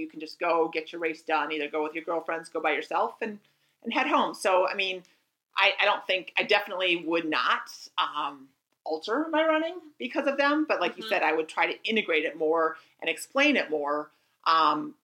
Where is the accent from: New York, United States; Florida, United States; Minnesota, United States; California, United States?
Minnesota, United States; near Lake Minnetonka; That's my hometown. Or not Lake Minnetonka, is it? But near my hometown